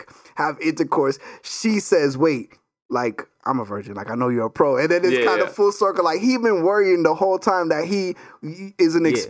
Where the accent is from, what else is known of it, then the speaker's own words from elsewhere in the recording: Jamaica; I'm Jamaican